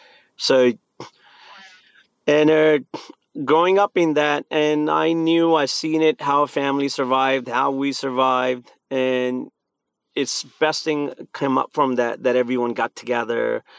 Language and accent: English; India; Where me, I grew up in India. I survived this couple civil wars, bomb blast, curfew.